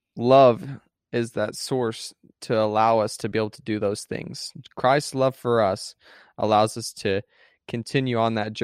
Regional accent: Texas, United States; Yeah, it's being from Texas. Like, yeah, I'm from Texas, you know.

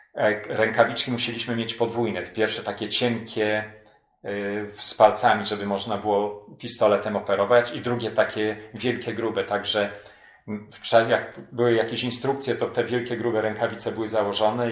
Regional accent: Poland; now in Anchorage, United States; mimo że byłem imigrantem, mimo że angielski to mój drugi język

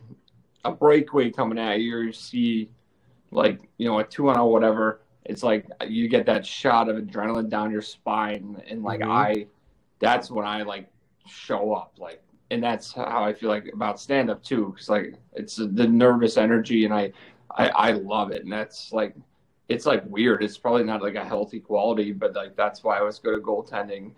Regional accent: Chicago, Illinois, United States; I'm from Chicago. You guys know that. Grew up here, so I live here now

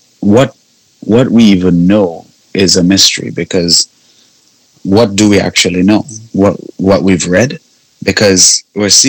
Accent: Trinidad & Tobago; moved away; also born or lived in Canada; I'm from the Caribbean

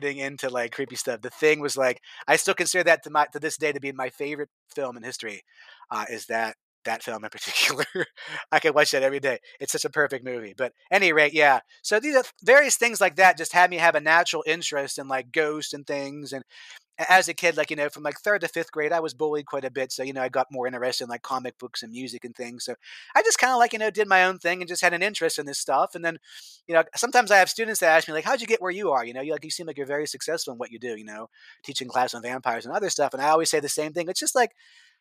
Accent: United States; born or raised there

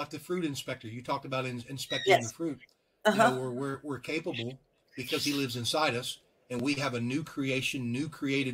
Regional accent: Louisiana, United States; I'm from Louisiana

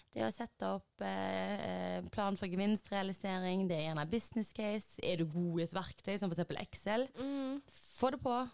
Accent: Haugesund, Rogaland, Norway; moved away as an adult; now in Oslo, Norway; jeg har vært hjemme i Haugesund

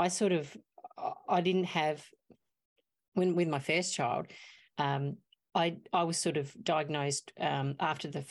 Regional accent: Mount Gambier, South Australia, Australia; I'm from Mount Gambier. We're a small town

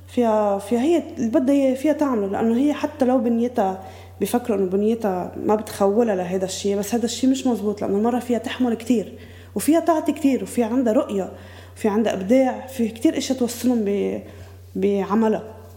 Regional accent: Beqaa, Lebanon; moved away as an adult; also born or lived in Bqaa Kafra; now in Byblos, Lebanon; أنا من البقاع مجوزة على بقاع كفرة عندي أربع أولاد آه، قاعدة بجبال

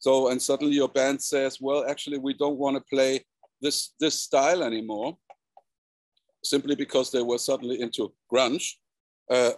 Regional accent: South Germany, Germany; South Germany, to my hometown

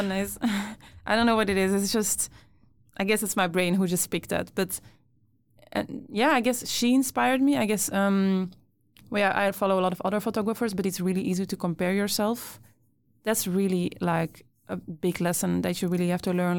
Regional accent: Brussels, Brussels-Capital Region, Belgium; moved away as an adult; now in Sweden; I grew up in Brussels, so really like city, city. And now that I live in Sweden

